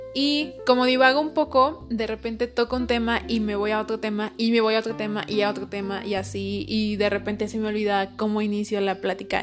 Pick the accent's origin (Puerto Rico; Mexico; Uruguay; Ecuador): Mexico; no soy americana, soy más mexicana que el chile.